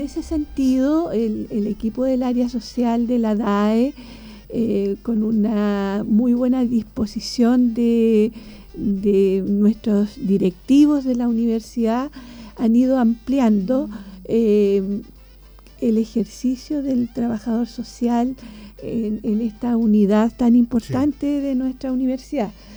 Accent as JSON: {"language": "Spanish", "town": "Angol", "region": "Araucanía", "country": "Chile", "tie": "born or raised there", "also_born_or_lived": "Concepción, Chile / Chillán, Chile", "moved": "as an adult", "said": "cuando yo viajaba desde Angol, que es mi ciudad natal"}